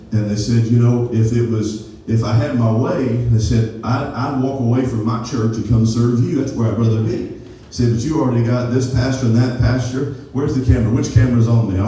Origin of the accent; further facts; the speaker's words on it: Appalachia, United States; we grew up in Appalachia